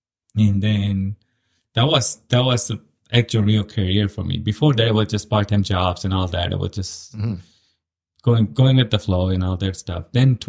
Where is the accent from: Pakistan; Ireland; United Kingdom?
Pakistan; moved away as an adult; also born or lived in Gillette, Wyoming / Seattle; now in Fergus Falls, United States; Born and raised in Pakistan.